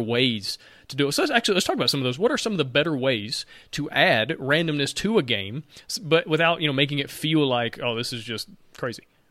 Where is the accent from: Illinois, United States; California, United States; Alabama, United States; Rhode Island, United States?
Alabama, United States; I'm from Alabama